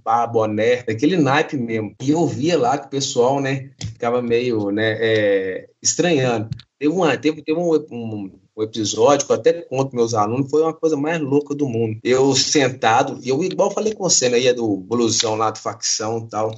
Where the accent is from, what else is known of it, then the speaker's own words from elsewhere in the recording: Belo Horizonte, Minas Gerais, Brazil; sou de Belo Horizonte